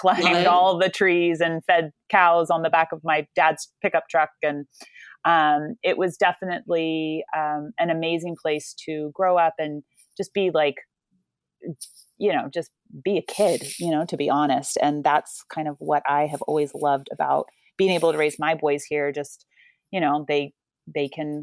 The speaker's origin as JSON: {"language": "English", "region": "California", "country": "United States", "tie": "born or raised there", "also_born_or_lived": "Ohio", "said": "I'm from California, born and raised here, but spent a lot of time in the Midwest."}